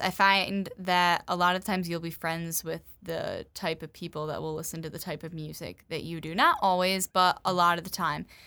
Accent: Grand Rapids, Michigan, United States; I'm from the Grand Rapids area

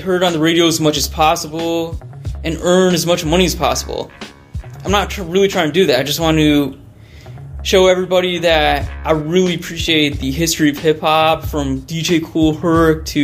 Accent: Great Falls, Virginia, United States; I'm from Great Falls, Virginia, outside Washington, D.C.

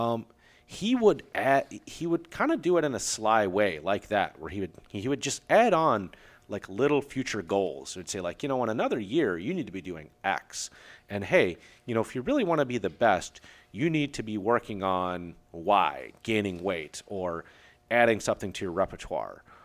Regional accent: Aurora, Illinois, United States; I grew up in Aurora, Illinois, the same city that there was Fran's gym

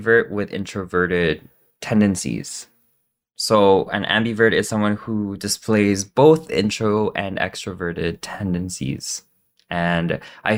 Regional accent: Philippines; moved away; I was born in the Philippines. That's where I came from.

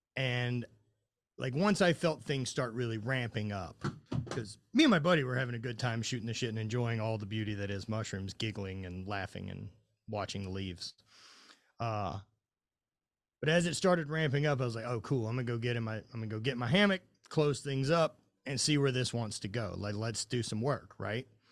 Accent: Louisiana, United States; I'm from Louisiana

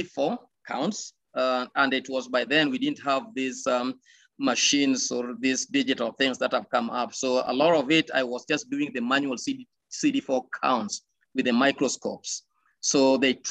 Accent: Kenya; also born or lived in Tanzania; being a Kenyan

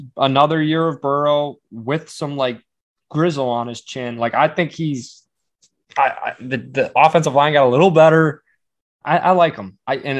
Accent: near Chicago, Illinois, United States; growing up near the Chicago area

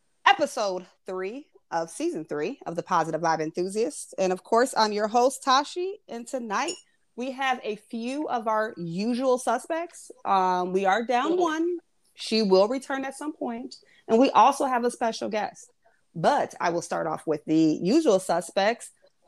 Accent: Midwest, United States; moved away; We're me, Tracy, and Alonzo, we're all from the Midwest as well.

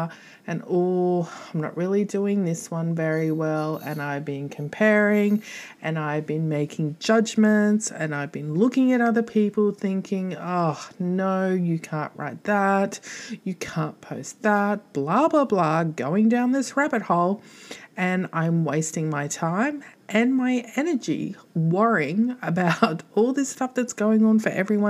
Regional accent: Australia; I'm Australian.

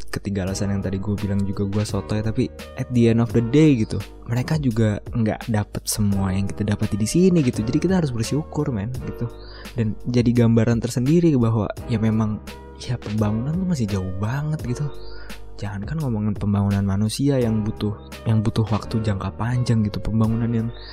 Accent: Bekasi, West Java, Indonesia; gue lahir di Pulau Jawa gitu di Bekasi

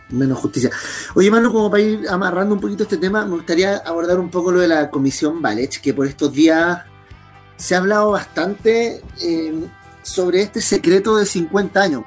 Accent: Chile; como sociedad chilena

